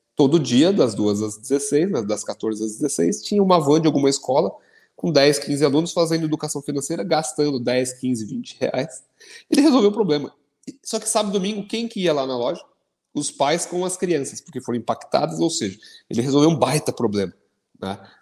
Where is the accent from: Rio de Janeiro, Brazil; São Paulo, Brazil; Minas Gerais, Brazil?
São Paulo, Brazil; São Caetano do Sul; lá na minha cidade de São Caetano